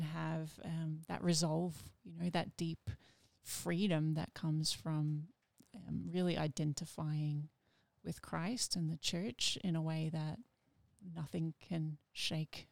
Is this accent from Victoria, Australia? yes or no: yes; Melbourne, Victoria, Australia; also born or lived in United States; I grew up in Melbourne